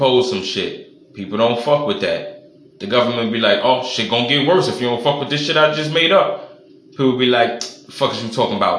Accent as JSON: {"language": "English", "town": "New York City", "region": "New York", "country": "United States", "said": "I'm from New York"}